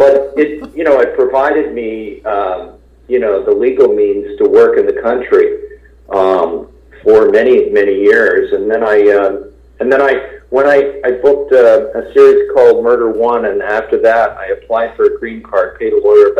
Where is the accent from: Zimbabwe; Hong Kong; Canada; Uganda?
Canada; Ottawa, Ontario; moved away as an adult; also born or lived in Montreal / Toronto / New York / Los Angeles; now in United States; I grew up in Ottawa.